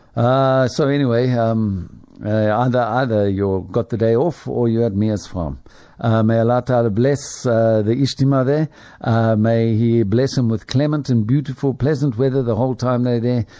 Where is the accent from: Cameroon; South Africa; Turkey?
South Africa; Springs, Gauteng; now in Lenasia, South Africa; the family that I grew up in, in Springs, my hometown